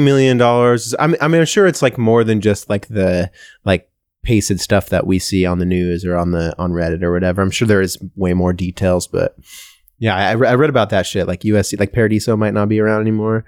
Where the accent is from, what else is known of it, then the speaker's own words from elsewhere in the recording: Washington, United States; I'm from Washington